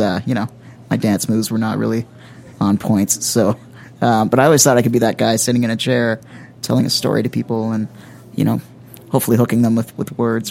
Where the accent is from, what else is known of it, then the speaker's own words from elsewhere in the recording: just north of Toronto, Ontario, Canada; moved away as an adult; now in Grand Forks, Canada; I was born and raised just north of Toronto